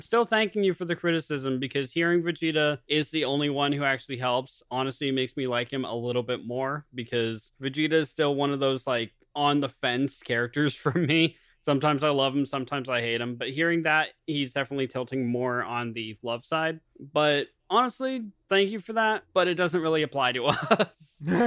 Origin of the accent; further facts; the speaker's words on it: United States; I am American